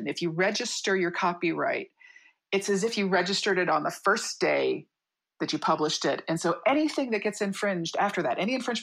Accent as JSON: {"language": "English", "region": "Midwest", "country": "United States", "moved": "as an adult", "lives_now": "San Diego, United States", "said": "I'm from the Midwest. I moved out here"}